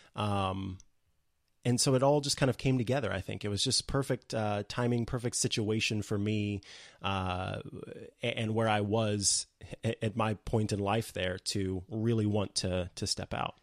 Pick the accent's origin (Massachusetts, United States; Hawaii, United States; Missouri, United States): Missouri, United States; St. Joseph; also born or lived in Columbia, Missouri; a local radio station in my hometown of Saint Joseph, Missouri